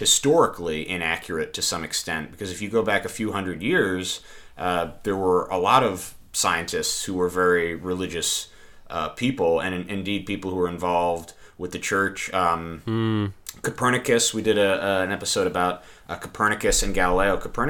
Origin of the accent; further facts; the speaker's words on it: Texas, United States; I went to lived in Texas and went to a religious school growing up.